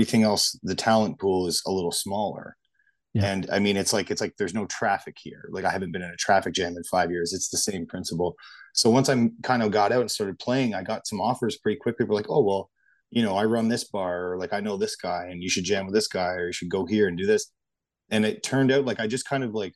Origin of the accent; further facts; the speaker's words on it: Brampton, Ontario, Canada; moved away as an adult; now in Moncton, Canada; I was born and raised in Brampton, Ontario